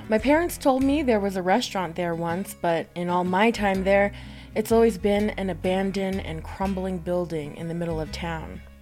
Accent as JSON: {"language": "English", "town": "Crownpoint", "region": "New Mexico", "country": "United States", "tie": "born or raised there", "said": "I'm from Crown Point, New Mexico. That's a town on the eastern side of the Navajo Nation. I went to the boarding school there, the high school"}